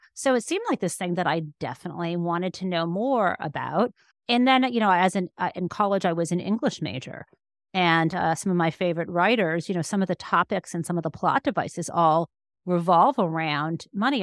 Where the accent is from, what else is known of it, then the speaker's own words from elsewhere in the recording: Michigan, United States; I was growing up in Michigan